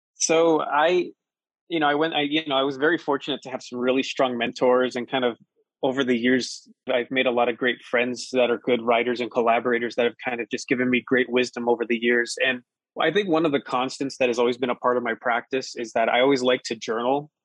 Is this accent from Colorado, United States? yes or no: yes; Colorado Springs, Colorado, United States; also born or lived in Pueblo, Colorado; I grew up in Colorado Springs